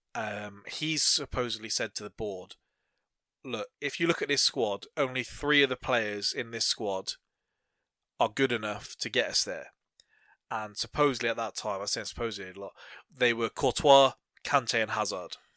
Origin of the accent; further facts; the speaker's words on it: England, United Kingdom; we kind of being English